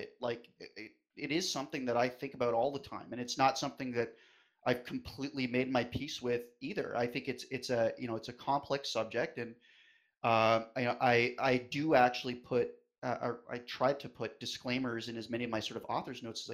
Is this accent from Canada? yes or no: yes; West Coast of Canada, Canada; moved away; I am a Canadian. I was originally from the West Coast